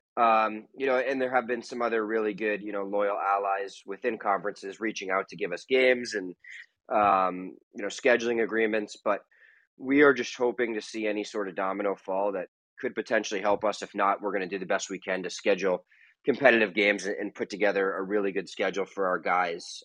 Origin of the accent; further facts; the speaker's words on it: West Point, New York, United States; now in Long Island, United States; I grew up in West Point, not so far away